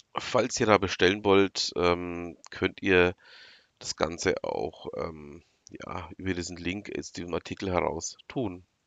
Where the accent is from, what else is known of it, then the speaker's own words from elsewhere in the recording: Franconia, Bavaria, Germany; bei uns in Franken